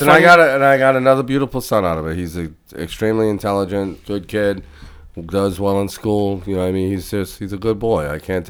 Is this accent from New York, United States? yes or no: no; Boston, Massachusetts, United States; I grew up around Boston and stuff, around the Guyanese, and that's where I get the whole hand mannerisms. And, of course, the Rican in me comes out